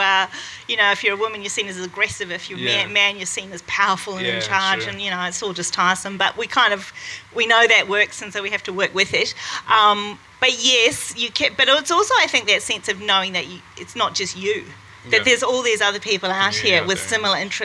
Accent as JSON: {"language": "English", "country": "New Zealand", "said": "I'm a New Zealander"}